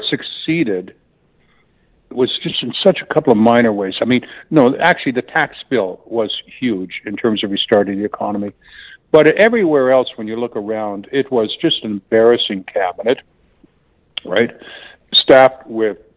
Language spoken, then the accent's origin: English; Canada; now in United States; I'm from Canada originally